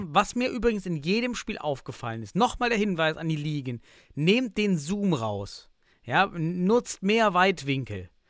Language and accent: German; East Germany, Germany; Ich komme aus dem Osten, wir hatten nichts.